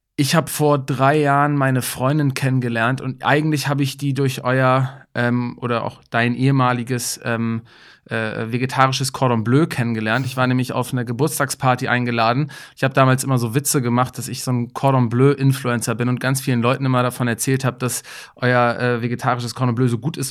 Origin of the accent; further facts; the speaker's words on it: Kiel, Schleswig-Holstein, Germany; für mich als Kieler